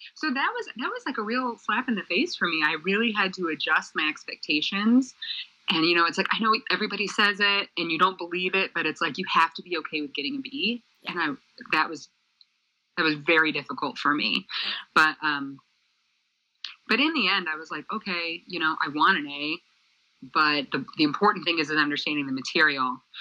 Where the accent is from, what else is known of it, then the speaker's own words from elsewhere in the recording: Michigan, United States; moved away; also born or lived in Center Valley, Pennsylvania; I'm from Michigan originally